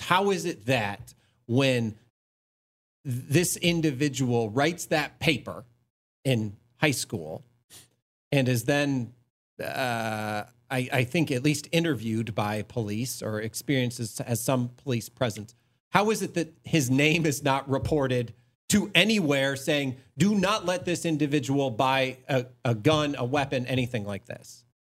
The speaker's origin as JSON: {"language": "English", "town": "Ithaca", "region": "New York", "country": "United States", "tie": "born or raised there", "said": "I grew up in upstate New York. I grew up in Ithaca, New York"}